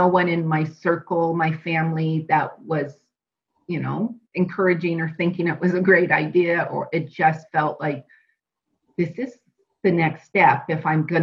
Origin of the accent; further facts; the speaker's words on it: Pacific Northwest, United States; moved away as an adult; now in Arizona, United States; I am from the Pacific Northwest and born and raised